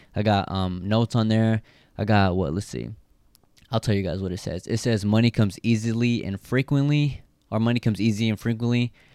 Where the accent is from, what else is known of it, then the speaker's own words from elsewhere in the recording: Stockton, California, United States; the area I grew up, uh, grew up in, you know, it's the fucking ghetto. I'm from Stockton